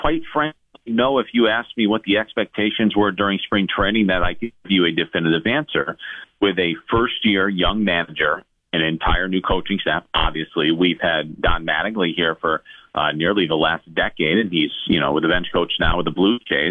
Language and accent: English; New York, United States; I grew up in New York